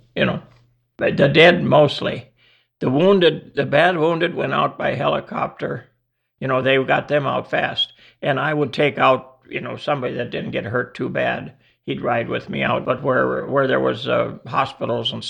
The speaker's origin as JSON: {"language": "English", "town": "Crary", "region": "North Dakota", "country": "United States", "tie": "born or raised there", "also_born_or_lived": "Devils Lake, North Dakota", "lives_now": "Lakota, United States", "said": "I was born in Devil's Lake. My dad farmed by Crary and I grew up there"}